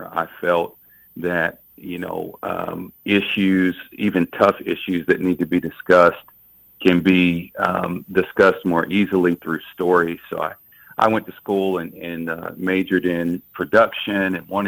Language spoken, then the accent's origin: English; North Carolina, United States; now in Ferguson, United States; I was raised in North Carolina.